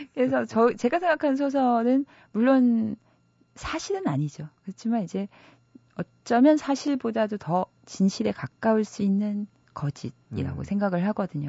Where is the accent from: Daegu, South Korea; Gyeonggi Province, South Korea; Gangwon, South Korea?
Gangwon, South Korea; Gangneung; now in Seoul, South Korea; 제가 가, 강원도 강릉 출신인데